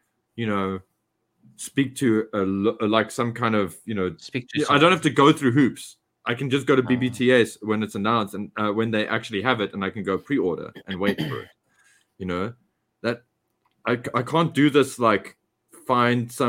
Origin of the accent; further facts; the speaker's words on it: South Africa; as South African fans